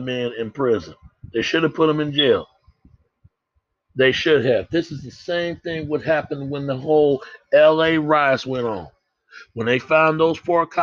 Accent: Dallas, Texas, United States; I come from Oak Cliff. I was raised in Holland Hills

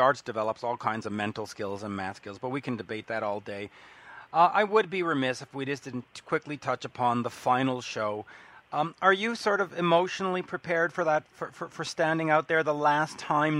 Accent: Canada; as a Canadian

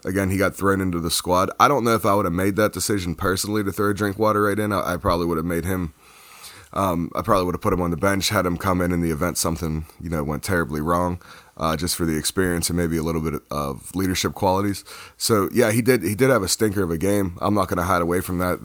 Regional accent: United States; being an American

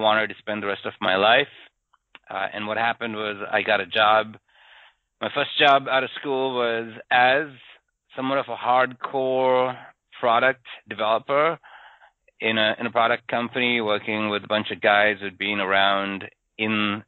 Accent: Sri Lanka; moved away as an adult; I grew up in Sri Lanka

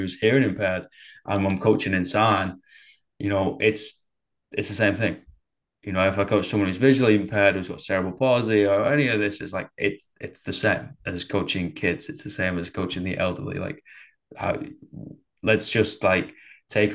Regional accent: Manchester, North West England, United Kingdom; growing up in Manchester

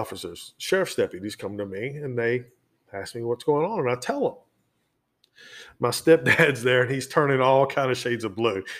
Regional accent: Brunswick, Georgia, United States; moved away as an adult; now in Virginia, United States; I grew up in Glynn County, Georgia, which is Brunswick, Georgia

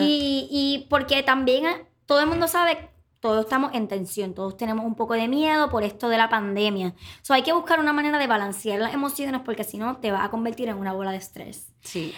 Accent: Puerto Rico

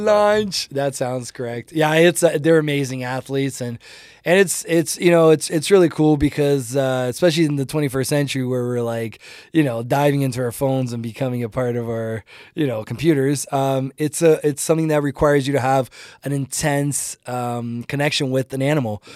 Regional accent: Ontario, Canada; English is a second language; also born or lived in Brazil; now in Calgary, Canada; I grew up in Ontario. My, when I moved to Canada, I was nine years old.

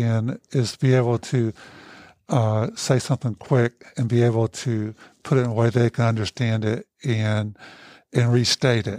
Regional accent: United States; when I was growing up in Hancock County, my family was a bunch of boozers

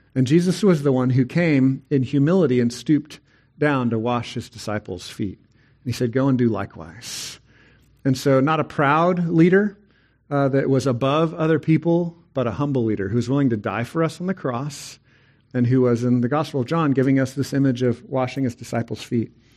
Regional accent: Texas, United States; I'm a Texan

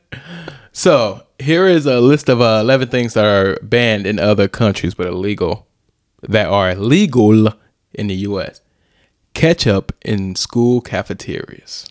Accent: East St. Louis, Illinois, United States; We grew up in East Saint Louis, Illinois

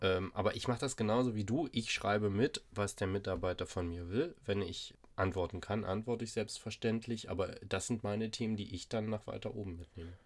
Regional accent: Hamburg, Germany; bei uns in Hamburg

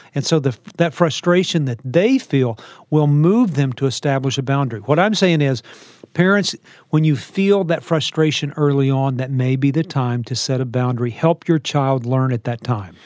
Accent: Texas, United States; I, I live in Texas. I'm a Texan. I was born in Texas

